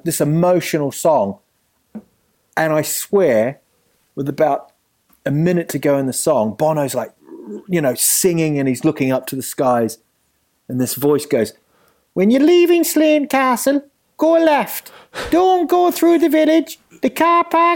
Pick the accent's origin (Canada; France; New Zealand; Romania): New Zealand; moved away as an adult; also born or lived in England; now in London, United Kingdom; growing up in New Zealand